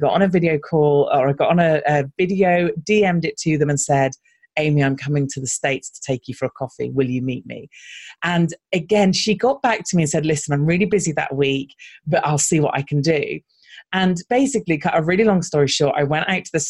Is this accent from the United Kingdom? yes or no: yes; United Kingdom; accent: British; we stand out because we're British. So often when we're going to American conferences, our voices do stand out a little